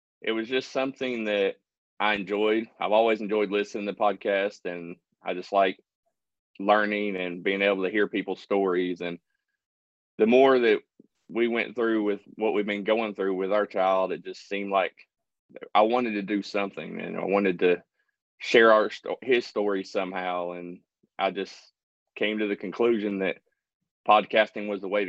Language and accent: English; Middle Tennessee, United States; I was born in Middle Tennessee, spent most of my childhood there, and then we eventually moved to East Tennessee, where I've been for the last approximately about 25 years